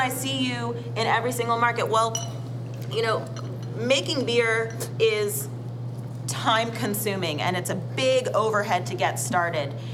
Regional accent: Middlebury, Vermont, United States; I'm from a little white town called Middlebury, Vermont

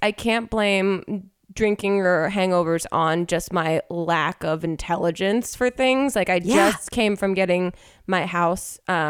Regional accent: New Jersey, United States; now in Los Angeles, United States; I'm from Jersey

